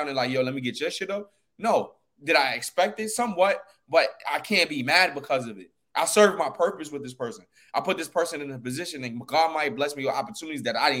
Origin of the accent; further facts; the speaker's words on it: New York, United States; as a New Yorker